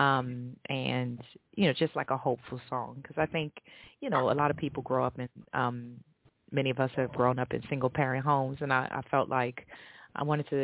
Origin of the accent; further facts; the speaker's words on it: New Orleans, Louisiana, United States; moved away as an adult; now in London, United Kingdom; I'm a NOLA girl. Like I'm straight up from New Orleans